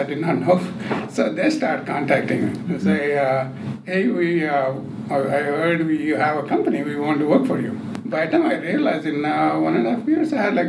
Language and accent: English; India; moved away as an adult; also born or lived in Bangalore, India; now in United States; It all began in a small village in India